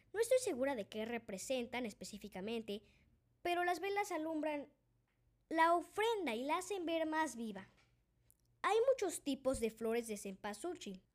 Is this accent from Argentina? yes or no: no; Mexico; Yo vengo de México y lo conozco muy bien